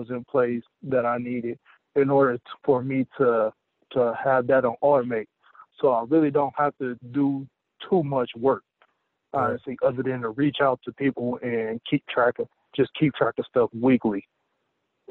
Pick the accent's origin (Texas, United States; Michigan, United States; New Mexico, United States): Michigan, United States; Southfield; also born or lived in Detroit; I was born in Detroit and raised in Southfield, Michigan